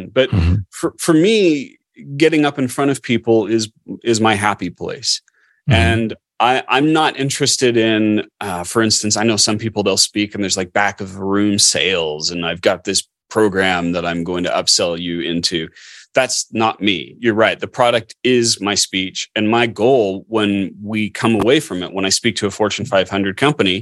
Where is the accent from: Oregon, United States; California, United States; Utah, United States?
Utah, United States; Orem; I grew up in Orme, Utah, so Provo